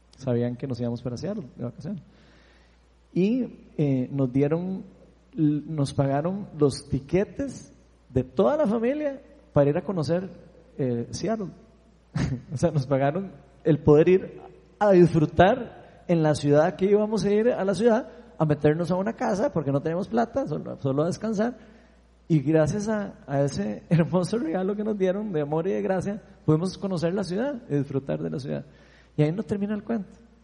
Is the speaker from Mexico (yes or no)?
no; Costa Rica; somos ticos